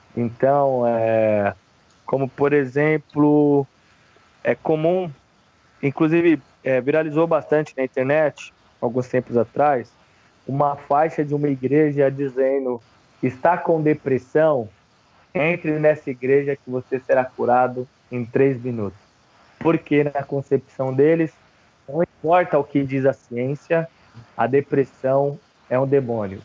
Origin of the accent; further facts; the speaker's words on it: São Paulo, Brazil; sou nascido e criado na Brasilândia, Zona Norte de São Paulo